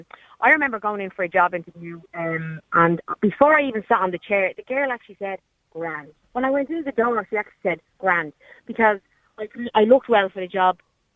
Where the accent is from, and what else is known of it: Ballyfermot, Leinster, Ireland